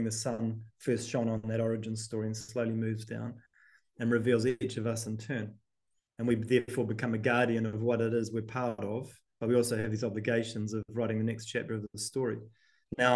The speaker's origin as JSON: {"language": "English", "region": "the south of the South Island", "country": "New Zealand", "also_born_or_lived": "Auckland", "moved": "as an adult", "lives_now": "Wales, United Kingdom", "said": "where I'm from, the south of the South Island."}